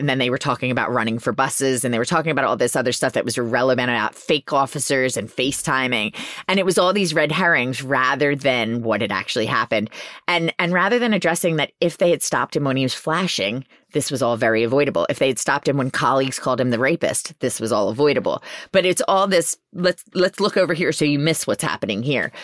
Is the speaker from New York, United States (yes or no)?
no; Philadelphia, Pennsylvania, United States; I didn't think I was well-spoken enough 'cause I'm from Philly